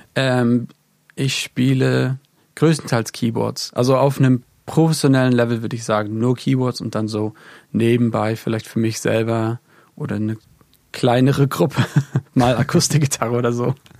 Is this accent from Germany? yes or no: yes; Neubrandenburg, Mecklenburg-Vorpommern, Germany; moved away as an adult; now in England; in Neubrandenburg, im wunderschönen Mecklenburg-Vorpommern, da wo ich auch herkomme